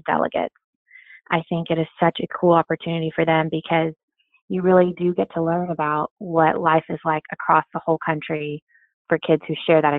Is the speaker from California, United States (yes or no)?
yes; California, United States; moved away; also born or lived in Oklahoma; I grew up in California